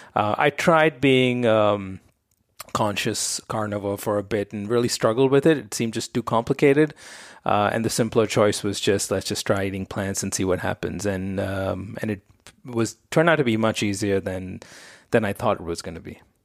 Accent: Mumbai, Maharashtra, India; I grew up in Bombay, India

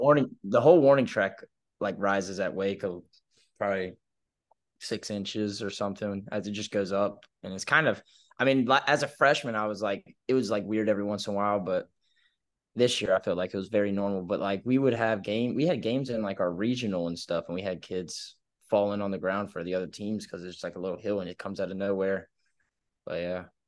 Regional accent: Oak Island, North Carolina, United States; also born or lived in Winston-Salem, North Carolina; I'm from Oak Island, North Carolina. It's, like, smack dab in the middle on the coast of Wilmington and Myrtle Beach, small little town. Uh, grew up here from second, third grade all the way to, uh, right before my junior year, I moved up to Winston-Salem

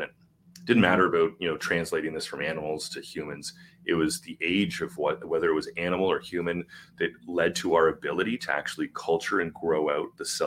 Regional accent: Canada; I'm Canadian.

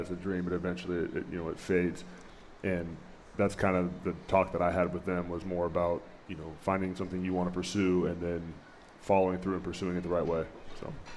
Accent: Chico, California, United States; moved away; I grew up in Northern California in a little town called Chico

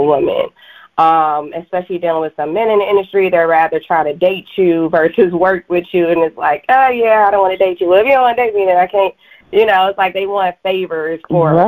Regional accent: Chicago, Illinois, United States; my hometown, Chicago

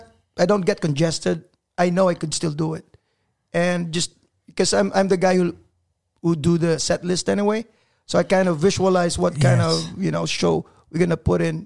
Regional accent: Philippines; moved away; being a Filipino

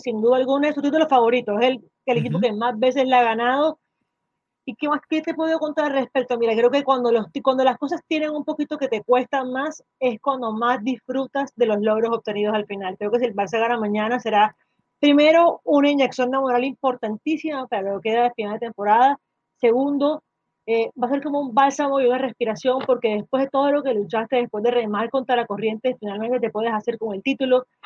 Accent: Colombia; aquí en mi país

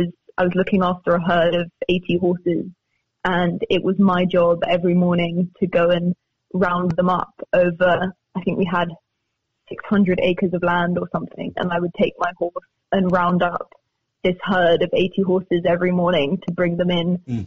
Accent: Cambridge, East of England, United Kingdom; moved away; also born or lived in Spain; I'm from Cambridge. I was born there and I went to university there and my grandmother lives there

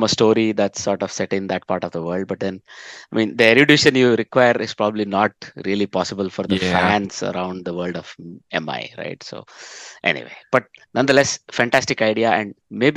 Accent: Bangalore, Karnataka, India; Bangalore, my hometown.

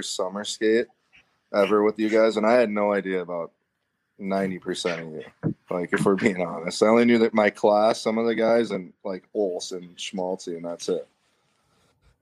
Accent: Burnsville, Minnesota, United States; growing up in Burnsville, there's this place across the parking lot from the arena

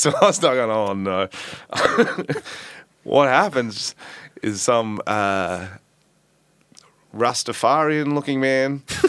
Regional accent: Australia

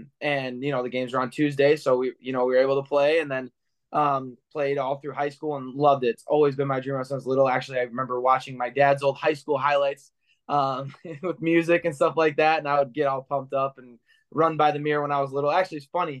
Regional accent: Clinton Township, Michigan, United States; I grew up in the Clinton Township area, a suburb of Detroit, and I grew up around here

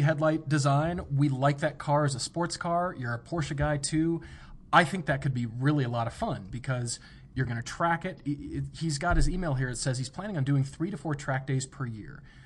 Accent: United States; I'm an American living in America

